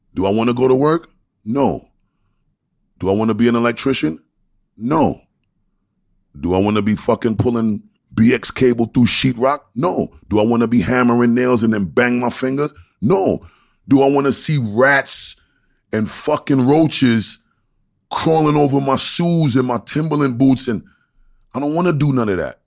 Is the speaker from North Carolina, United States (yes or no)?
no; New York City, New York, United States; moved away; also born or lived in Long Island; I'm from Brooklyn